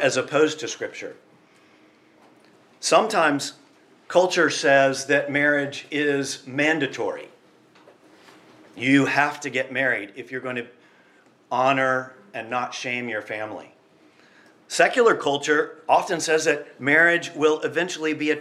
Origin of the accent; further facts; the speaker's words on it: United States; I'm from the United States